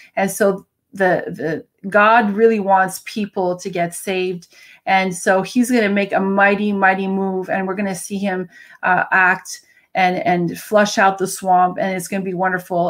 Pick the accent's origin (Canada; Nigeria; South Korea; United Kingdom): Canada; I'm a Canadian